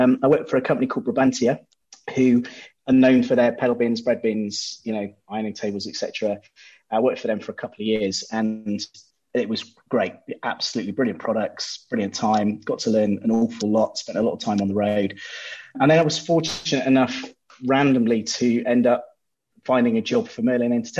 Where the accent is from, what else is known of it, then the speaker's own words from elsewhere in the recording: Bristol, South West England, United Kingdom; also born or lived in Poole; Back in Bristol, my hometown